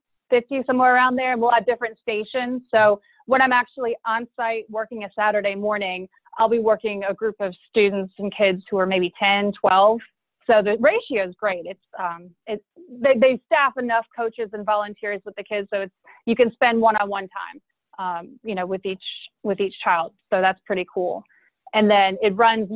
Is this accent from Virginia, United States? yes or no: no; Charlotte, North Carolina, United States; I'm originally from Charlotte, North Carolina, and was fortunate enough to grow up on a golf course